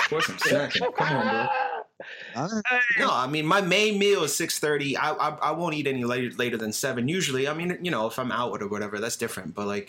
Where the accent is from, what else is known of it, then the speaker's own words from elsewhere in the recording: the Poconos, Pennsylvania, United States; I grew up in the Poconos, bro.